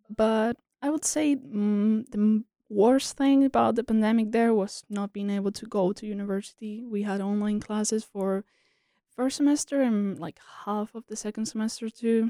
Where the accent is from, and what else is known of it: Spain; born or raised there; English is a second language; moved away as an adult; also born or lived in South Korea; now in United States